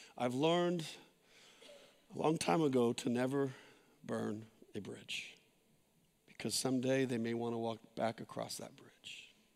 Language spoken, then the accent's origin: English; San Jose, California, United States; where we grew up in San Jose